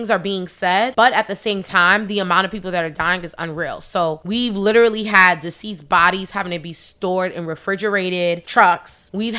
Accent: New York, United States; as a New Yorker

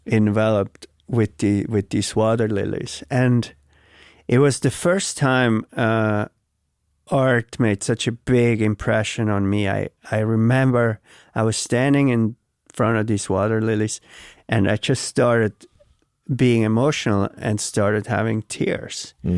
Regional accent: Switzerland; now in New York, United States; I grew up in Switzerland

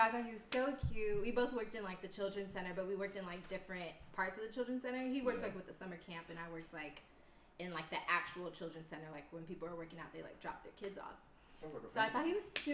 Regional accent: Houston, Texas, United States; I'm from Houston

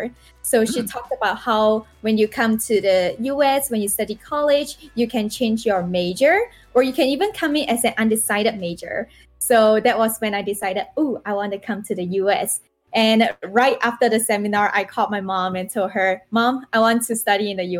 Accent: Singapore; moved away as an adult; now in United States; in Singapore

